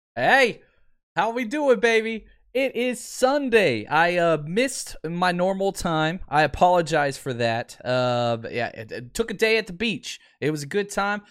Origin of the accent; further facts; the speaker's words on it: Dallas, Texas, United States; born and raised in Dallas Fort Worth